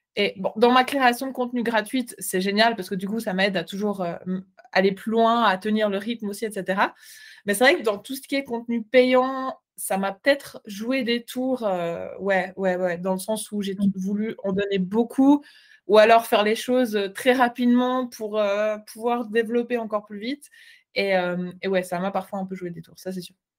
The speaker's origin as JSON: {"language": "French", "country": "Switzerland", "said": "je ne suis pas belge, je suis suisse"}